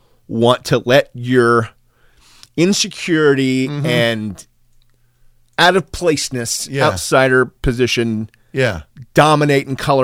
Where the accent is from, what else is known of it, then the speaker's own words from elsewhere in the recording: Texas, United States; also born or lived in Eagle Pass, Texas; I'm not going to say that I would have jumped at the chance to explain where I was from because it's Texas.